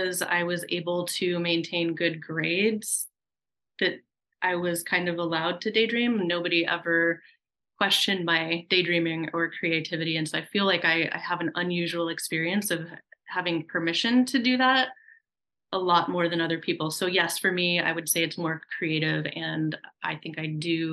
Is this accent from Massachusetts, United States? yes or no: no; Oregon, United States; moved away as an adult; also born or lived in Alaska; I grew up in Oregon in the countryside, you know, very rural